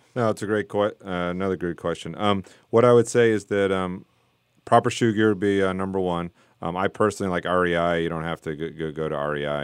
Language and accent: English; South Florida, United States; moved away; I grew up in South Florida where it's just flat